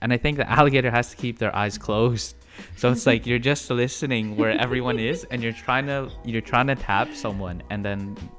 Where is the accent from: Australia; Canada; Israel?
Canada; Toronto, Ontario; I'm 24 years old. I'm Filipino. I was born here in Toronto, Canada.